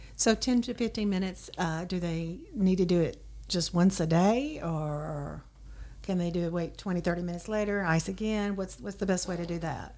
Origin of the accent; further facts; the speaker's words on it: Dyersburg, Tennessee, United States; I'm also from Dyersburg originally